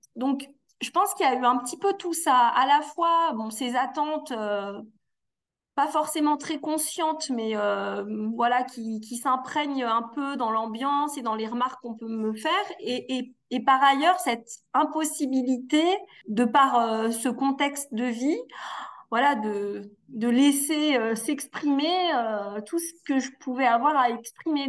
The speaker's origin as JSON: {"language": "French", "town": "Annecy", "region": "Auvergne-Rhône-Alpes", "country": "France", "tie": "born or raised there", "moved": "yes", "lives_now": "Valence, France", "said": "je suis née euh, dans une fratrie de quatre enfants, donc à Annecy, en Haute-Savoie"}